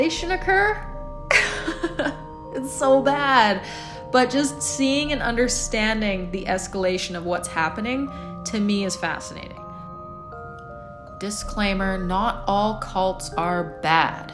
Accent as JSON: {"language": "English", "town": "Edmonton", "region": "Alberta", "country": "Canada", "tie": "born or raised there", "said": "my hometown of Edmonton, Alberta, Canada"}